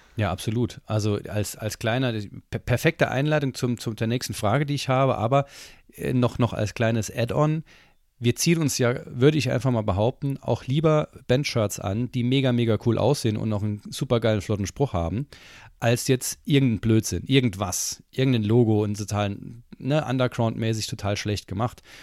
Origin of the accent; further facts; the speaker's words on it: Saarland, Germany; als Saarländer ist ja Maggi, bin ich ja mit Maggi aufgezogen worden